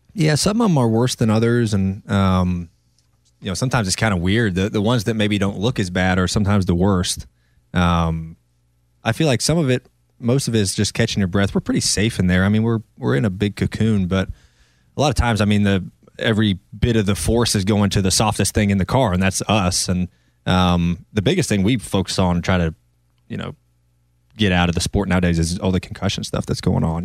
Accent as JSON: {"language": "English", "region": "North Carolina", "country": "United States", "tie": "born or raised there", "also_born_or_lived": "Ohio", "said": "I grew up in North Carolina, but I'm from Ohio"}